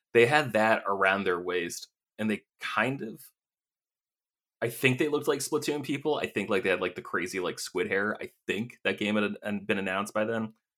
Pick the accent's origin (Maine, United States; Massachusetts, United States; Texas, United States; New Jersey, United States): Maine, United States; moved away as an adult; also born or lived in Vermont / Los Angeles / San Francisco; I grew up in Maine